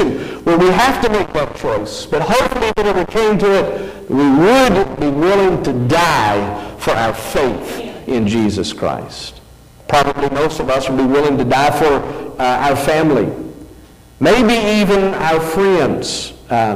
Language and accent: English; United States